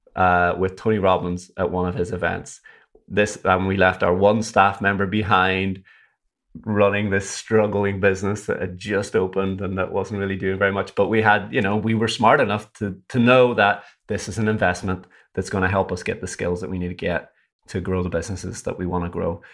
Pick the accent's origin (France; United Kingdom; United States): United Kingdom; Derry, Northern Ireland; moved away; I'm from Derry in Northern Ireland